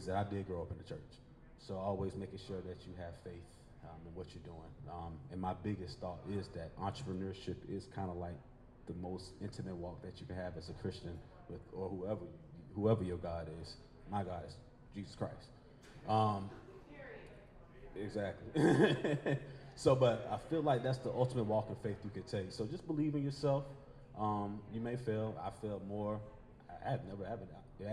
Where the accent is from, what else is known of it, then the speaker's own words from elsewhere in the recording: Columbia, South Carolina, United States; now in Richmond, United States; I'm originally from Columbia, South Carolina, born and raised